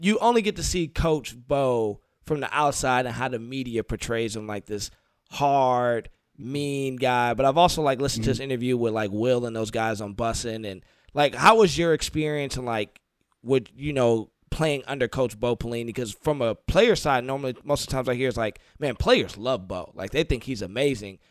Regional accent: Detroit, Michigan, United States; born and raised in Detroit

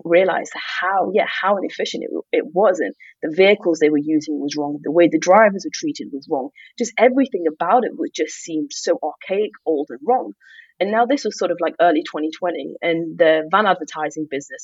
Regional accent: Manchester, North West England, United Kingdom; moved away as an adult; also born or lived in London; I grew up in Manchester

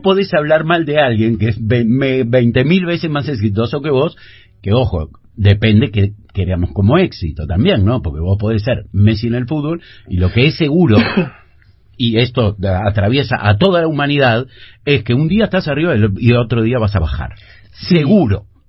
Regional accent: Uruguay

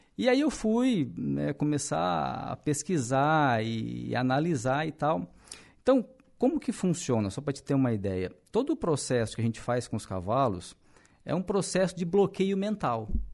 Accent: Araranguá, Santa Catarina, Brazil; sou natural de Araranguá mesmo.

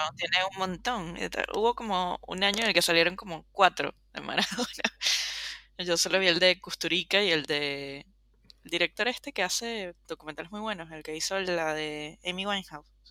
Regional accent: Venezuela; also born or lived in Caracas; como todo venezolano

